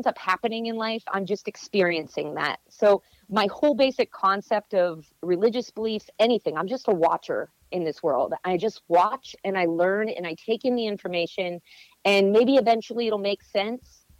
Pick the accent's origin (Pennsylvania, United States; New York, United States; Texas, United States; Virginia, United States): Pennsylvania, United States; Greenville; That's my hometown, Greenville, Pennsylvania